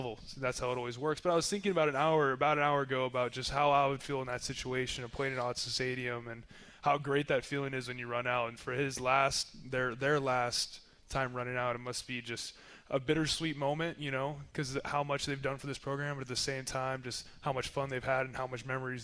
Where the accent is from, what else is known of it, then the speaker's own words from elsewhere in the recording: Yakima, Washington, United States; moved away as an adult; also born or lived in San Luis Obispo, California; I ended up growing up in Yakima